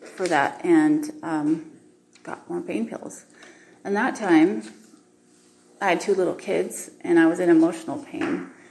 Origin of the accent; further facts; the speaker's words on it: Utah, United States; I was raised in Utah